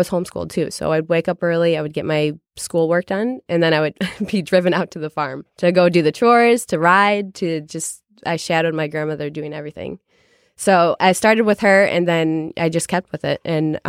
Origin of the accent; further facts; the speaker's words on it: Chicago, Illinois, United States; So I'm originally from Chicago, born and raised in Chicago.